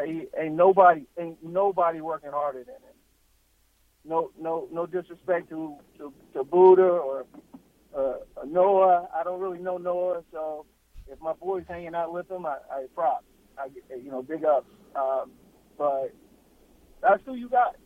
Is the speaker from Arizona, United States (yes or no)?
yes; Arizona, United States; I'm from Arizona